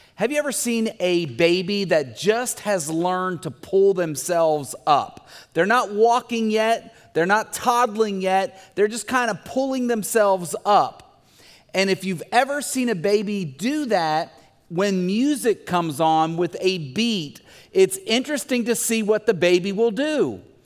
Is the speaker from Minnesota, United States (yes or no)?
no; Bumpus Mills, Tennessee, United States; we had gardens growing up in Bumpus Mills, Tennessee